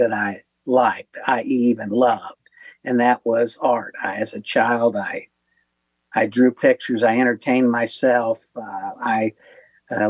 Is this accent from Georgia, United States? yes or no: no; Corydon, Indiana, United States; now in northern Indiana, United States; from a small town where I was born in Corydon, Indiana, which was the historical first state capital. So what I didn't realize at the time growing up in this town